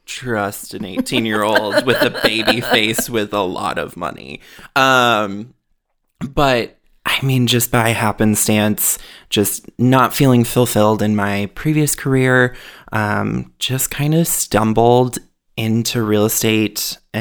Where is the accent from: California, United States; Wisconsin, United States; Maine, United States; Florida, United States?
Wisconsin, United States; also born or lived in Michigan / Minnesota; I was born in Upper Peninsula, Michigan. Grew up moving town to town to town within Wisconsin, or started in Michigan, moved a bunch in Wisconsin, then finally landed in Minnesota in 2004.